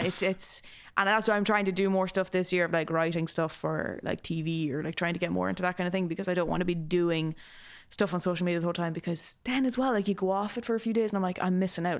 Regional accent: Ireland; growing up in the country

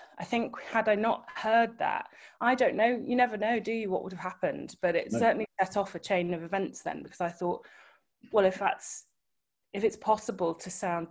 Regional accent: Liverpool, North West England, United Kingdom; growing up in Liverpool, of course, pop music was very much at the fore

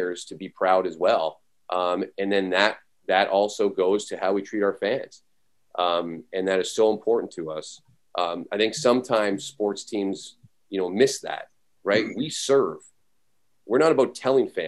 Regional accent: Canada; moved away; When I was growing up in Canada, I'm actually originally from Canada

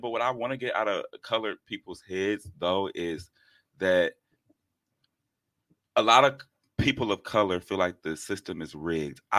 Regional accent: England, United Kingdom; I'm English.

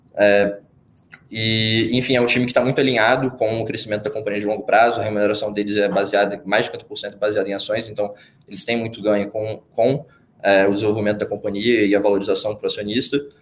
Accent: Espírito Santo, Brazil; moved away as an adult; now in São Paulo, Brazil; sou capixaba, é, flamenguista, é, vim para São Paulo fazer engenharia de produção na Poli

